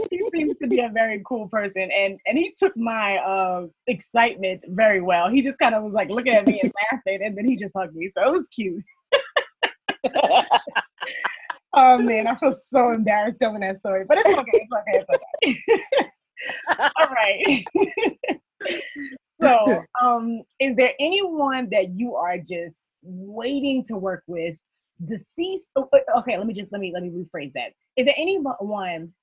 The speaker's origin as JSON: {"language": "English", "region": "Georgia", "country": "United States", "tie": "born or raised there", "also_born_or_lived": "New York", "said": "I was raised in Georgia. I'm originally from New York, but I was raised in Georgia"}